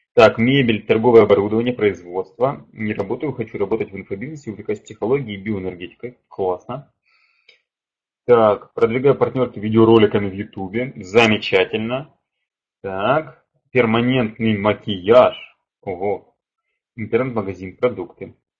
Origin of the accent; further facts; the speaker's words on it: Kharkiv, Kharkiv Oblast, Ukraine; я сам из Харькова, из Украины